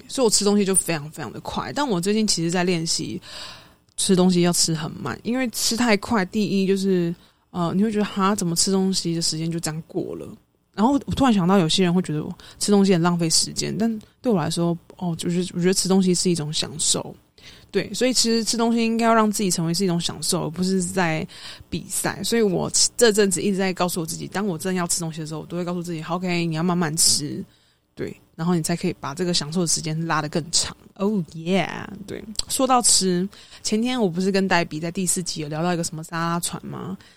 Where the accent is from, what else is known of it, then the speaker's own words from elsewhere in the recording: Taipei, Taiwan; 当时我住台，我是台北人